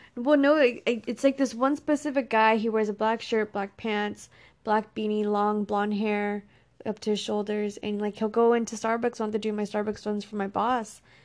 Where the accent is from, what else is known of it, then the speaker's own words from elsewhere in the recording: Texas, United States; I grew up in Texas by myself with my brother.